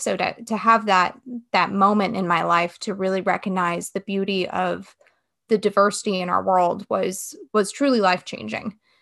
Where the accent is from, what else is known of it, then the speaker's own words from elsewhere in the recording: West Coast, United States; now in Wake Forest, United States; I'm originally from the West Coast